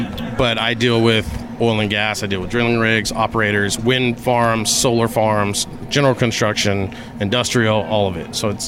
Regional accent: Harlingen, Texas, United States; also born or lived in El Paso, Texas / McAllen, Texas; I was born in El Paso, Texas in 1980. My dad was the manager of a Luby's cafeteria in downtown El Paso. And then we moved to McAllen, and then we moved to Harlingen. So I grew up in a border town all my life.

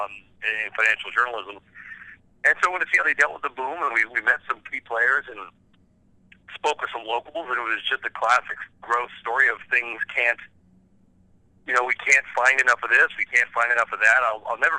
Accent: Southern California, United States; I grew up in Southern California.

